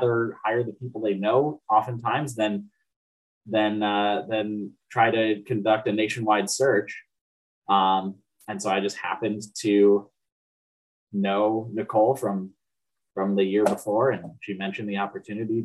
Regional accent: Cedar Falls, Iowa, United States; I grew up in Cedar Falls

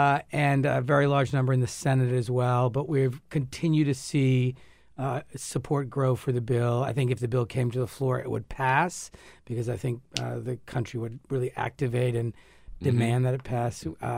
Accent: Narragansett, Rhode Island, United States; I grew up in Narragansett, and I only learned about Weekapog like 10 years ago

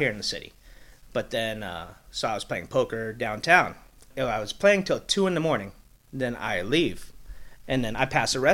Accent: Los Angeles, California, United States; moved away as an adult; now in Las Vegas, United States; I was born and raised in Los Angeles

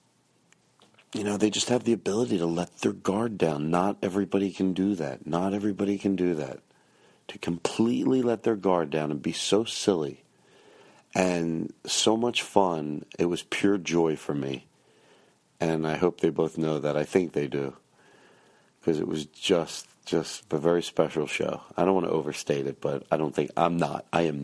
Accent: Philadelphia, Pennsylvania, United States; moved away; I'm in Philadelphia right now

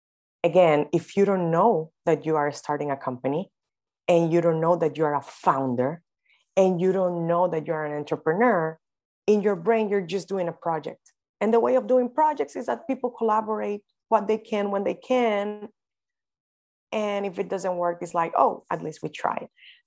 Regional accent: Dominican Republic; I am from the Dominican Republic.

